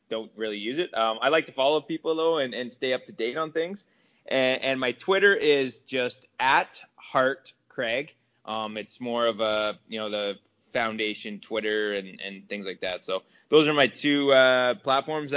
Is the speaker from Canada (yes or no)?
yes; Trail, British Columbia, Canada; moved away; I grew up in British Columbia